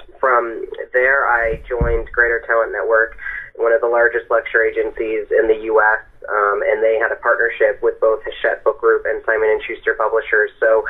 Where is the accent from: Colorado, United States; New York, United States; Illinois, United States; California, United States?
Colorado, United States; Denver; born there; So I was born in Denver and moved around a little bit as I was growing up, but I started my undergrad in D.C. at American University